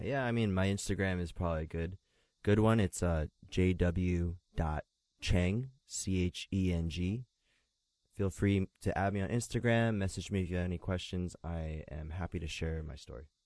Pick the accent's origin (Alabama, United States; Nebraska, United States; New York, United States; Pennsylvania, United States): Pennsylvania, United States; Philadelphia; I was born in Philadelphia, Pennsylvania, and it was predominantly a, uh, a very white community